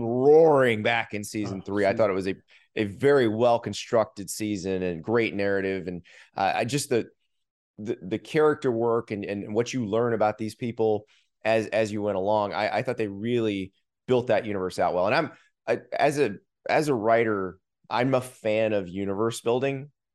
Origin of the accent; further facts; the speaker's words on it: the South, United States; I grew up in the South, so it was Showbiz Pizza for us